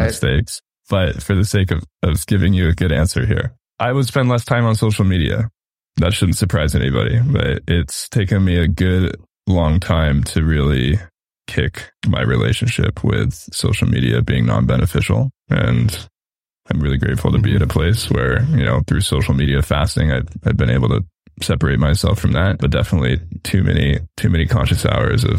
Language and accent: English; California, United States; I grew up in California, and this is Native American indigenous land that we're on